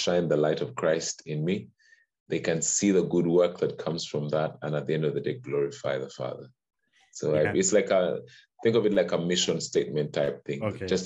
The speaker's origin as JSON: {"language": "English", "country": "Uganda", "tie": "born or raised there", "also_born_or_lived": "Kampala, Uganda", "said": "I was born in Uganda. So born and bred in Uganda"}